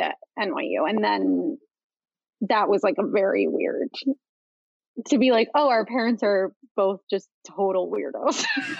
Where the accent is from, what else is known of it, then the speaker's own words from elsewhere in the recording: Chicago, Illinois, United States; moved away as an adult; now in New York City, United States; I grew up in Chicago. I grew up in the suburbs of Chicago, and I was sort of like, I went to a Catholic high school, although my family is not Catholic